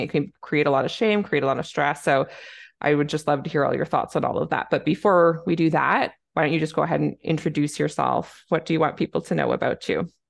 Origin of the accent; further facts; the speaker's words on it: Canada; I'm a Canadian family physician